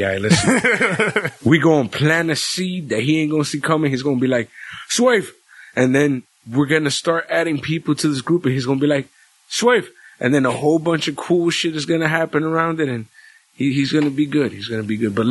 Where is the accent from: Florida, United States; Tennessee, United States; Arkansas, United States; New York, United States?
New York, United States; Being that we're from New York